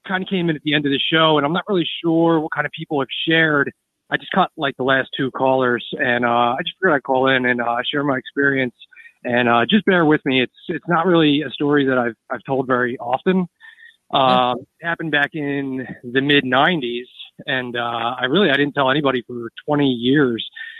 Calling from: East Coast, United States

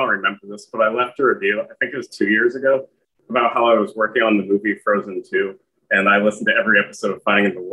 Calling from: Pasadena, California, United States

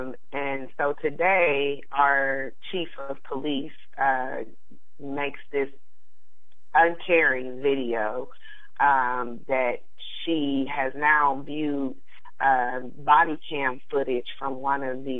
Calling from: Columbus, Ohio, United States; I am from Columbus, Ohio.

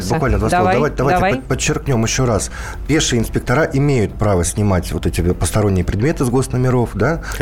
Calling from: Moscow, Russia; я из Москвы.

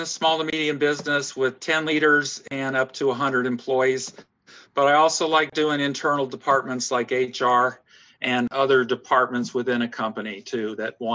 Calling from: Augusta, Georgia, United States; I'm speaking from Augusta, Georgia, in the deep south of the United States of America.

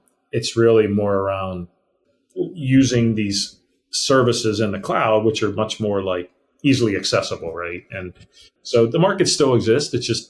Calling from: Pittsburgh, Pennsylvania, United States; So I am in Pittsburgh, Pennsylvania.

